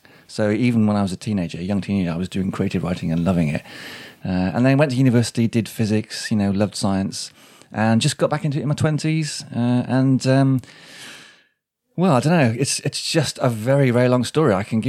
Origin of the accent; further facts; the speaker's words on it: Shrewsbury, West Midlands, United Kingdom; I'm kind of Shropshire. I mean, this is my home county. Shrewsbury is my hometown.